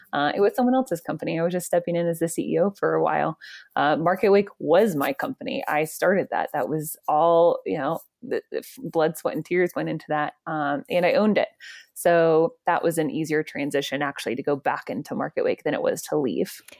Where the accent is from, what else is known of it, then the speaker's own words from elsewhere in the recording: Georgia, United States; I grew up in Georgia, and then I went to U G